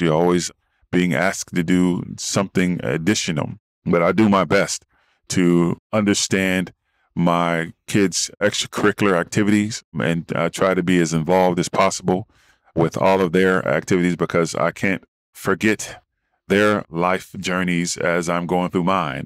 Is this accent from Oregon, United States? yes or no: no; Dayton, Ohio, United States; moved away as an adult; also born or lived in Arizona; now in California, United States; I'm from Midwest town of Dayton, Ohio, and came out west to play football for Arizona State